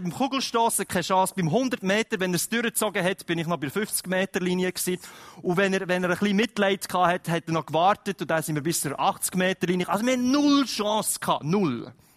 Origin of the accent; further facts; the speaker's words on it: Switzerland; wir als Schweizer